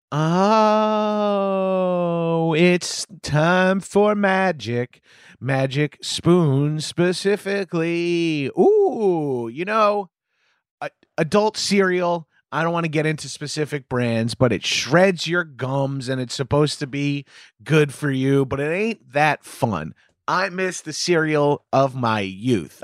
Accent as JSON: {"language": "English", "area": "Long Island", "region": "New York", "country": "United States", "tie": "born or raised there", "said": "become a Jones Beach lifeguard, the beach where I hung out growing up"}